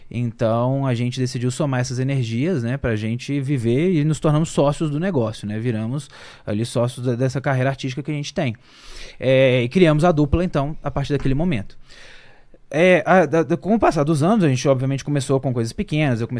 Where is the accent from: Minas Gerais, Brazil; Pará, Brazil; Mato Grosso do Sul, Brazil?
Minas Gerais, Brazil; Belo Horizonte; lá em, em Belo Horizonte, que é a nossa cidade natal, nós somos mineiros.